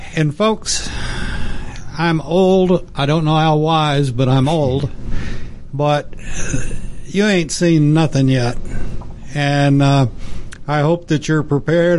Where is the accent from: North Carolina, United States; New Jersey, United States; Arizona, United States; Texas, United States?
Texas, United States; near the Permian Basin; I grew up in Texas, mm-hmm. and I grew up near the Permian Basin